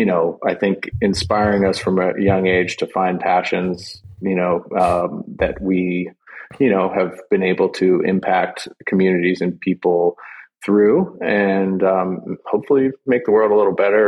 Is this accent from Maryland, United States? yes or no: yes; Gaithersburg, Maryland, United States; I grew up in Gaithersburg, Maryland